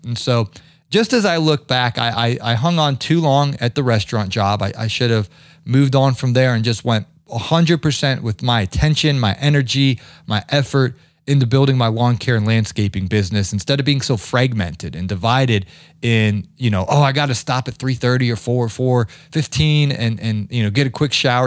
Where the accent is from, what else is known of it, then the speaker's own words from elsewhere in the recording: Ohio, United States; growing up in Ohio